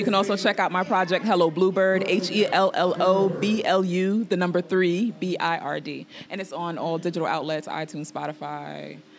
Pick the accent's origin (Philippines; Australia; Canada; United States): United States; New York City, New York; I'm from New York, you know, I was a very artsy kid, you know, I grew up in a neighborhood where our parents didn't let us play outside.